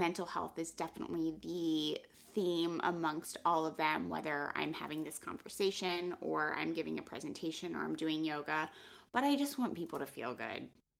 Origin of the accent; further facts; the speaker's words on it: Pennsylvania, United States; I knew I could have always gone home to Pennsylvania. I'm from Pennsylvania.